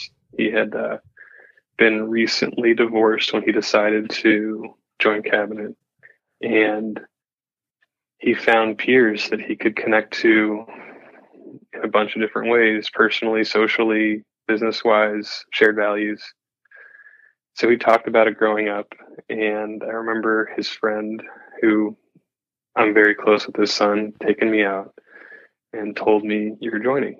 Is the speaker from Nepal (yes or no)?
no; Kansas City, Missouri, United States; also born or lived in East Coast / Europe; I grew up in Kansas City